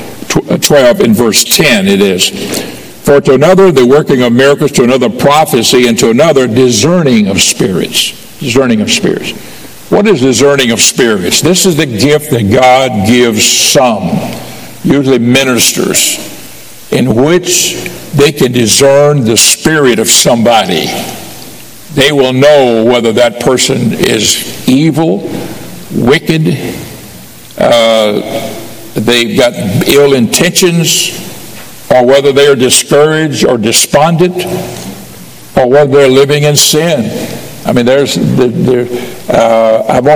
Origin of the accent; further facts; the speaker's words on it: Pensacola, Florida, United States; also born or lived in Miami, Florida; I grew up in Pensacola as a young boy until I was about 10 years old. Then I moved to Miami